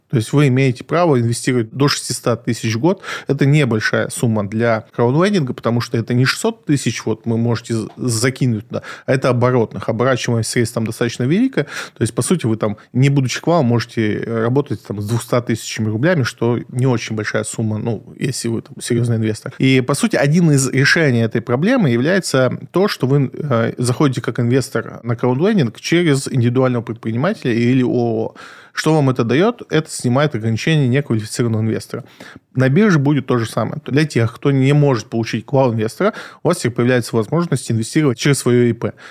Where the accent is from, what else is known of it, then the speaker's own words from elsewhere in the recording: Krasnodar, Krasnodar Krai, Russia; now in Moscow, Russia; я родом из Краснодара